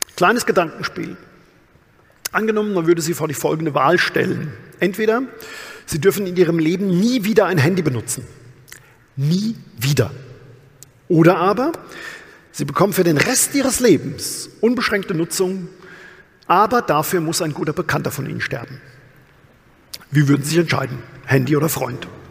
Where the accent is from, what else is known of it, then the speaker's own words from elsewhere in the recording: Odenwald, Germany; bei uns im Odenwald